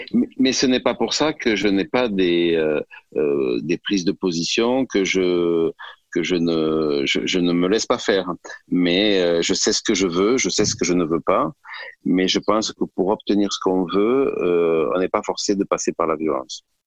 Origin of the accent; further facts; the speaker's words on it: Gers, Occitania, France; also born or lived in Toulouse; Je suis fils de fils d'agriculteur. Euh, je suis né dans le Gers et euh, j'avais une maman qui était une excellente cuisinière